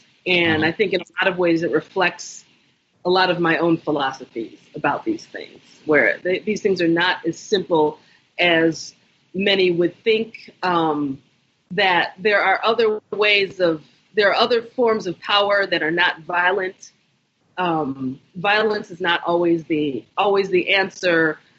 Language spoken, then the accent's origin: English; United States; I'm Nigerian, I'm American, I'm neither, I'm both.